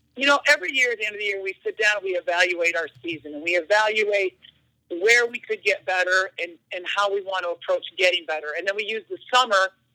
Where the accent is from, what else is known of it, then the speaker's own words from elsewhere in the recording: Iowa, United States; I grew up in Iowa